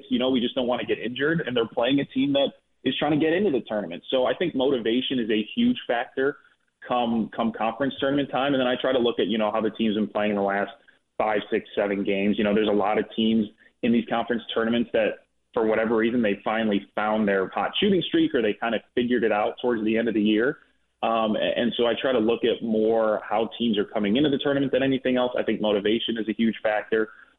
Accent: Chicago, Illinois, United States; And I'm from Chicago, and let me tell you, I'm not the only IU alum in Chicago.

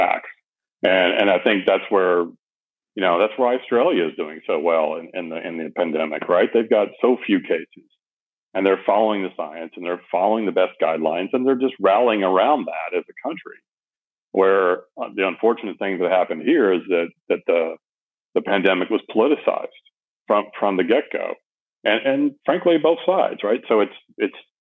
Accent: United States; I am American patriot to the core

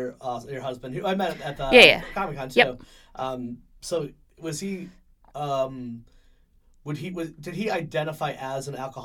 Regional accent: Meriden, Connecticut, United States; I'm from Meriden.

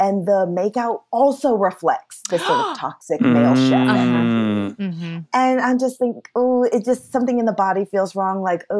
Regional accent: Champaign, Illinois, United States; I'm from Champaign.

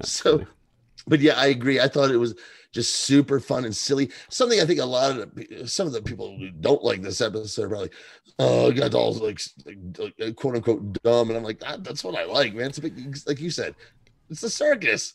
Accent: Kentucky, United States; moved away; I'm from Kentucky originally and have relatives

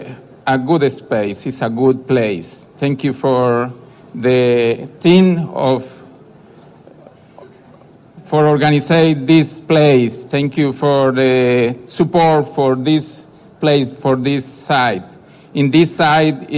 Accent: Colombia; I come from Colombia

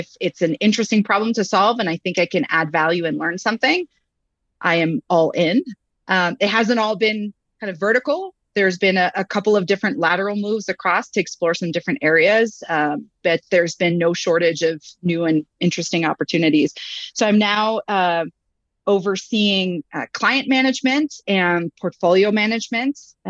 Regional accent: Montreal, Quebec, Canada; moved away as an adult; now in United States; I started out in Montreal, Quebec, and I was actually a management consultant first. Yes, I am French Canadian as a background, but I've been in the US for about 15 years

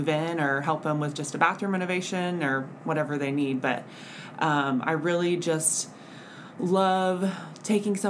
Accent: Oklahoma City, Oklahoma, United States; moved away as an adult; I'm from Oklahoma City, and I remember being a little girl. My mom was a real estate agent, and she would take me around to all of her showings

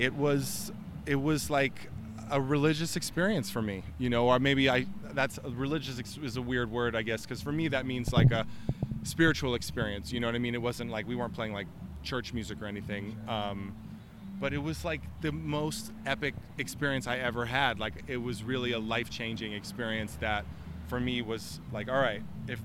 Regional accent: New York, United States; moved away as an adult; now in Denver, United States; That's my hometown that I grew up in and I came up in, and I love New York

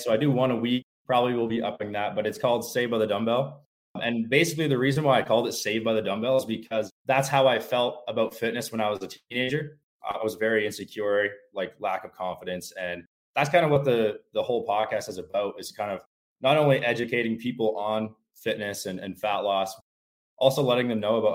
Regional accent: New Brunswick, Canada; I'm from New Brunswick, Canada, smaller area

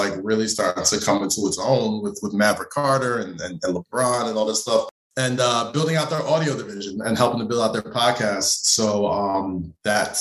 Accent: Nigeria; we're both Nigerian

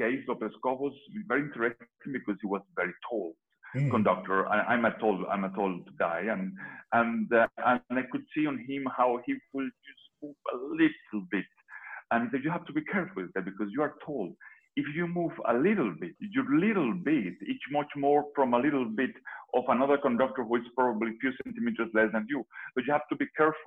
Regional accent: Venezuela; moved away as an adult; also born or lived in Liverpool; I'm Venezuelan

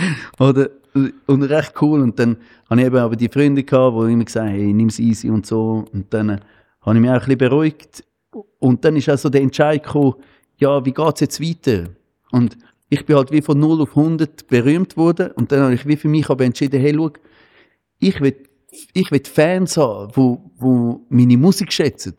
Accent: Switzerland; bei uns in der Schweiz

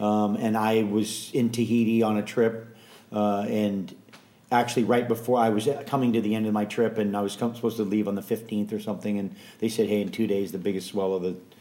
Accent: Hawaii, United States; born or raised there; also born or lived in San Francisco, California

